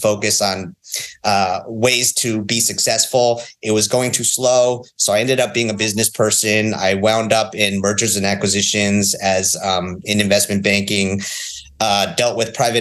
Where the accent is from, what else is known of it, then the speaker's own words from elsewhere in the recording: New York, United States; moved away as an adult; also born or lived in Northern California; I'm from New York